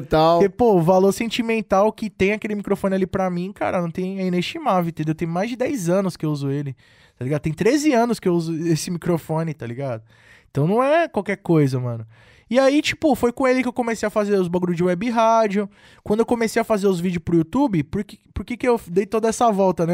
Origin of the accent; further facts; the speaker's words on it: Cubatão, São Paulo, Brazil; E tocava nas festinhas lá da minha cidade, de Cubatão